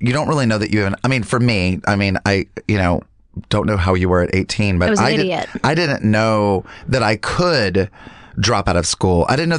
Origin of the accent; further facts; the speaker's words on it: North Carolina, United States; moved away; I grew up in North Carolina, so there are a lot of great universities there.